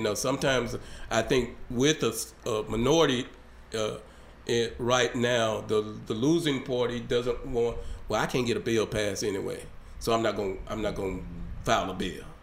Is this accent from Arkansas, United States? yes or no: yes; Hope, Arkansas, United States; my hometown down in down in Hope